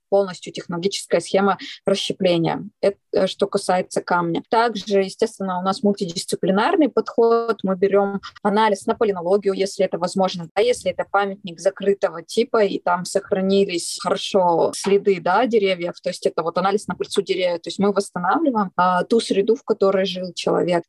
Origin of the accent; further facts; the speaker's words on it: Kyrgyzstan; moved away; also born or lived in Altai; я родилась в Киргизии